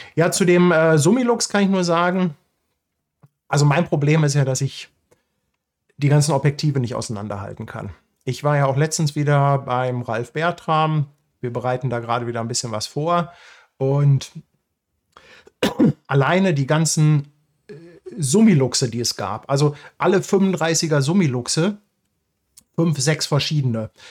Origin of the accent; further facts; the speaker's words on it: Hamburg, Germany; für mich als Hamburger